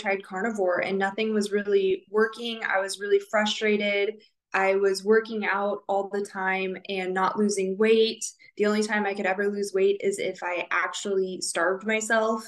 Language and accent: English; Southern California, United States; moved away as an adult; now in Okinawa, Japan; I grew up in Southern California